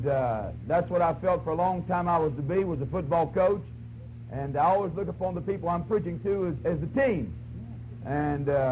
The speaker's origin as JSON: {"language": "English", "region": "West Virginia", "country": "United States", "said": "they say, where are you from? I say, West Virginia."}